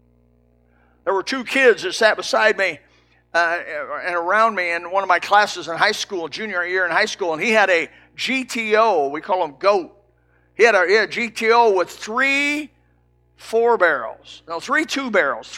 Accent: Elkhart, Indiana, United States; I come from Elkhart, Indiana, a trailer town

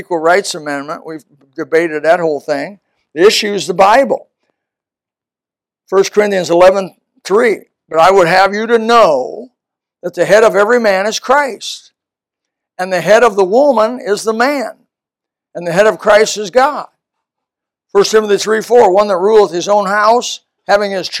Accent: United States; there was 5 guys, 5 of us Americans

